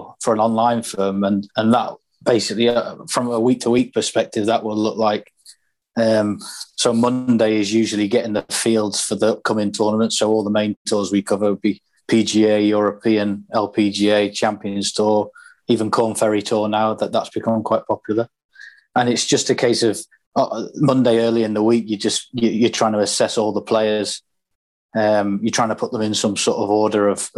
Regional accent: Doncaster, Yorkshire and the Humber, United Kingdom; I'm originally from Doncaster

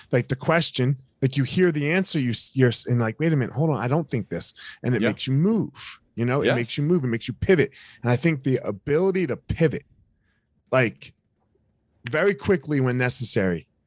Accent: outside Philadelphia, New Jersey, United States; so i grew up in right outside of philadelphia across oh. the bridge in oh. new jersey

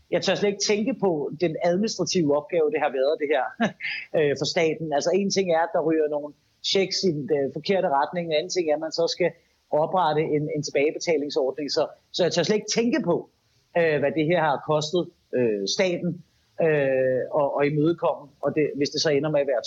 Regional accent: Denmark; det er vi som danskere rigtig meget øh, tilbøjelige til.

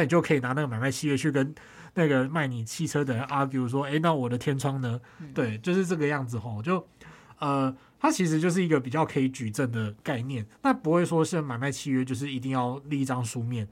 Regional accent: Tainan, Taiwan; moved away; 在我老家台南就是有一间私厨

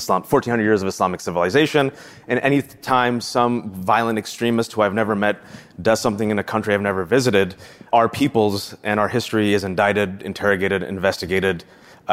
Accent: Fremont, California, United States; English is a second language; I was born and raised in Fremontistan, California, the Bay Area

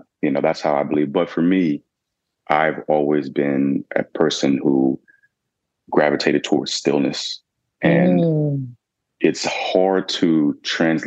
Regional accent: Atlanta, Georgia, United States; I was born and raised in Atlanta

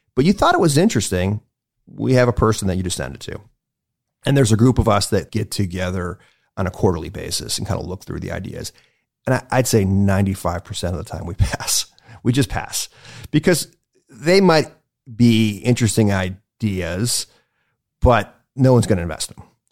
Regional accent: Cleveland, Ohio, United States; also born or lived in White Plains, New York; I was born in White Plains, New York, but I grew up in Cleveland

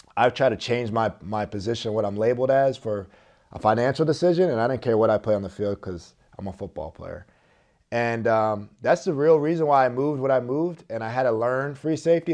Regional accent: Philadelphia area, New Jersey, United States; I was an Eagles fan growing up 'cause I'm from the South Jersey, Philadelphia area

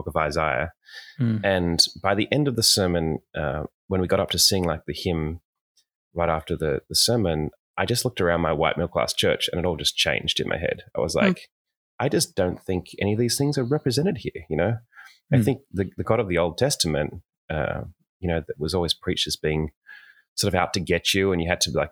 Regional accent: Sydney, New South Wales, Australia; I was born in Sydney, Australia

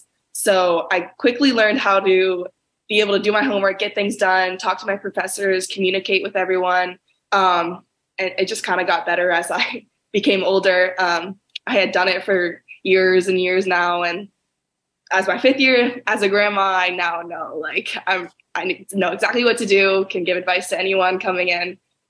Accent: Charlotte, North Carolina, United States; So I was raised in Charlotte, North Carolina. Big family of six. Always grew up on sports, super close with my family.

